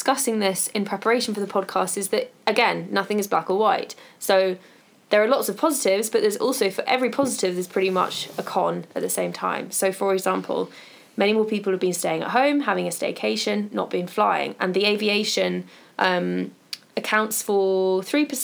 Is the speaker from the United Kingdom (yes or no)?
yes; United Kingdom; we're British